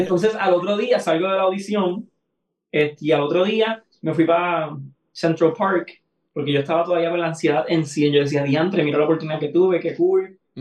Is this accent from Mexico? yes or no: no; Aguada, Puerto Rico; mi pueblo en Aguada, que mis familiares